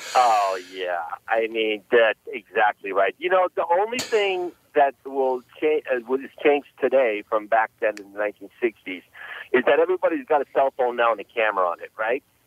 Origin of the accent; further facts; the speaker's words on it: Los Angeles, California, United States; I grew up in uh, Los Angeles, uh, California since about 1983. My parents immigrated uh, to the states